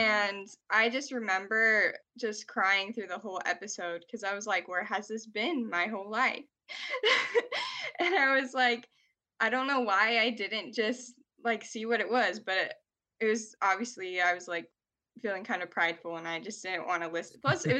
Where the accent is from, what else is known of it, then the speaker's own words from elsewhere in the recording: Arizona, United States; also born or lived in South Carolina; You didn't already get that. So I'm from Arizona. I lived in Arizona since I was 3 years old